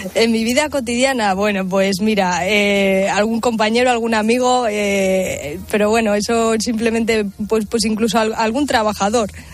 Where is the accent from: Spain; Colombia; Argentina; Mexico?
Spain; Villamesías, Extremadura; yo soy del equipo de mi pueblo, de Villa Mesías